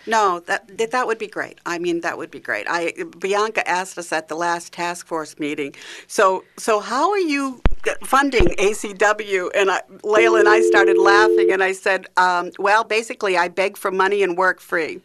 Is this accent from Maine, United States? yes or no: yes; Maine, United States; accent: Maine; moved away; I'm from Maine originally